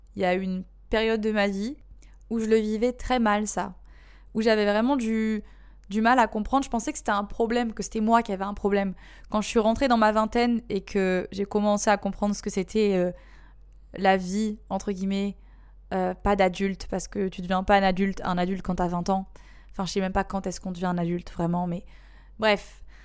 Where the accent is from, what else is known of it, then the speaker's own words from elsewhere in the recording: Marseille, Provence-Alpes-Côte d'Azur, France; moved away as an adult; also born or lived in Bali, Indonesia; now in Indonesia; je suis marseillaise